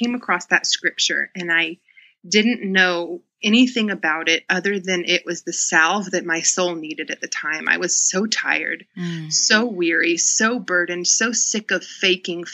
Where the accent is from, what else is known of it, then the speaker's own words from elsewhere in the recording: the Bible Belt, United States; now in Atlanta, United States; I grew up in the Bible Belt. I'm in Atlanta